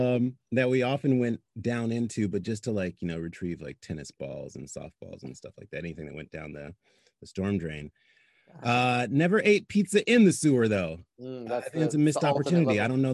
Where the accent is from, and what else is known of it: Virginia, United States; born or raised there; now in Los Angeles, United States